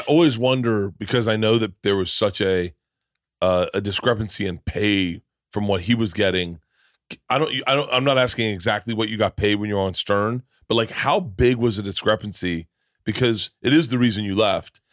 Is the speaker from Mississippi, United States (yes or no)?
no; Florida, United States; moved away; also born or lived in New York; I grew up in Florida.